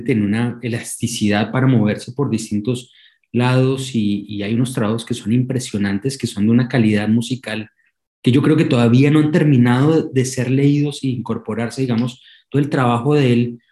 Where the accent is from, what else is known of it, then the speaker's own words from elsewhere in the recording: Colombia; moved away as an adult; now in Argentina; más que sentirme colombiano, sentirme, siempre lo digo, más que sentirme, porque ya llevo 16 años viviendo en la Argentina y, siento la argentinidad, al, al, margen de que no ha cambiado, digamos, mi acento